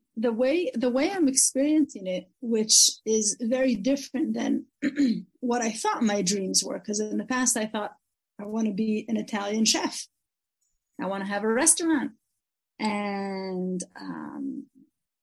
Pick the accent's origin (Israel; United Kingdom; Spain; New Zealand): Israel; first language English; It's English, but growing up in Israel.